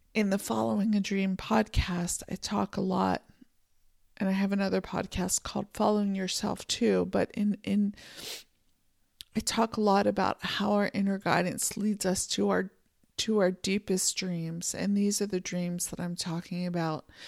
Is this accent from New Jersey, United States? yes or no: no; Pennsylvania, United States; moved away as an adult; also born or lived in California; now in Montana, United States; I grew up in Pennsylvania, we had mountains